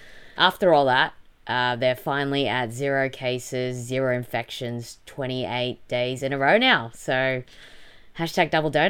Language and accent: English; Melbourne, Victoria, Australia; moved away; Australia, specifically Melbourne, so my hometown.